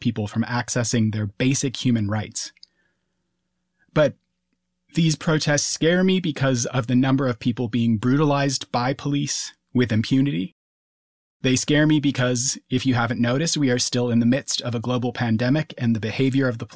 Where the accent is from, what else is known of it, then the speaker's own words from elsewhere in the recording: Minneapolis–Saint Paul, Minnesota, United States; I grew up in Minnesota, in the Twin Cities